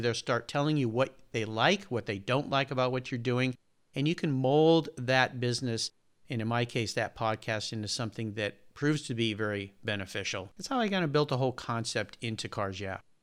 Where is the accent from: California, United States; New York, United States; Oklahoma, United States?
California, United States; La Jolla; I grew up in Southern California in a, a small town just north of San Diego called La Jolla, California